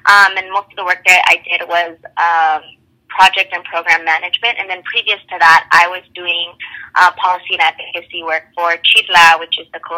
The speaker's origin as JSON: {"language": "English", "town": "Los Angeles", "region": "California", "country": "United States", "tie": "born or raised there", "said": "I am from Los Angeles, born and raised. Um, I'm the first Latina in my family to go to college."}